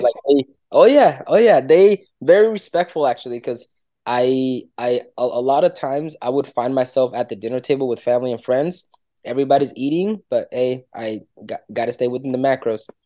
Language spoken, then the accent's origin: English; Dominican Republic; moved away; I'm, I'm from Dominican Republic